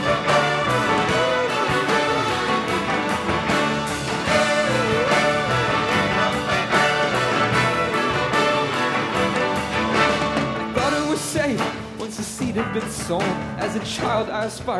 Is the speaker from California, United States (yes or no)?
no; Portland, Oregon, United States; We're from Portland, Oregon